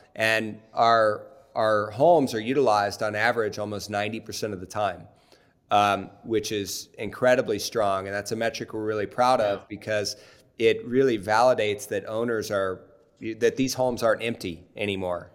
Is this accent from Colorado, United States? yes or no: no; Cincinnati, Ohio, United States; I grew up in in Cincinnati, Ohio